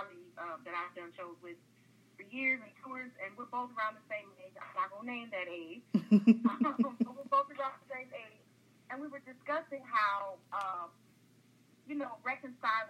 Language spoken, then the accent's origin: English; Detroit, Michigan, United States; moved away as an adult; now in New York, United States; growing up in Detroit, I'm from where they're from